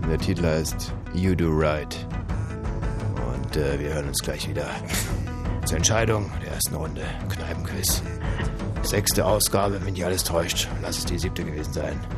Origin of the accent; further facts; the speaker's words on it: Potsdam, Brandenburg, Germany; das können wir als Potsdamer natürlich nicht wissen.